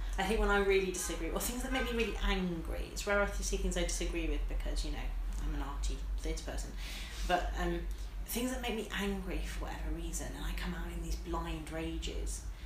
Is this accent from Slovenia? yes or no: no; Midlands, United Kingdom; I'm from the Midlands